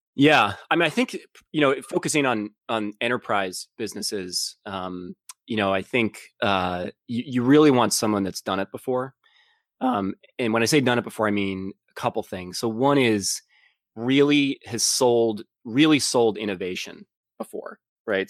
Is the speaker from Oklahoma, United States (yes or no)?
no; Boston, Massachusetts, United States; also born or lived in San Francisco; I grew up in, uh, in Boston area